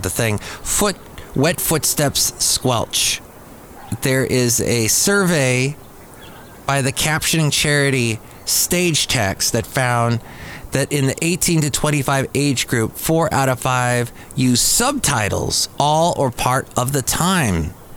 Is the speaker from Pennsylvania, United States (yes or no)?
no; Los Angeles, California, United States; growing up in the San Fernando Valley as a kid